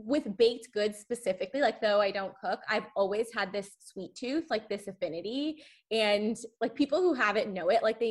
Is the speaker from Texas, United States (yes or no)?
yes; Texas, United States; growing up in Texas